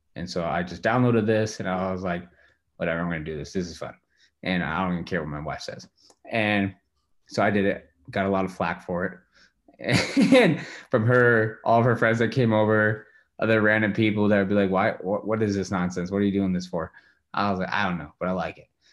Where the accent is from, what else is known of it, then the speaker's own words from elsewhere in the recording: Walla Walla, Washington, United States; moved away as an adult; also born or lived in Spokane, Washington / Colorado; now in Richland, United States; back to my hometown Walla Walla